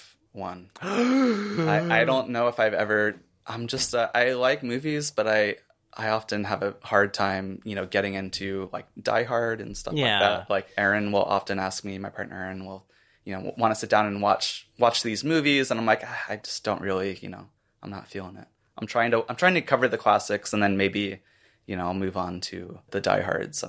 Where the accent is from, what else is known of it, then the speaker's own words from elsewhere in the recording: Florida, United States; moved away; I'm from Florida.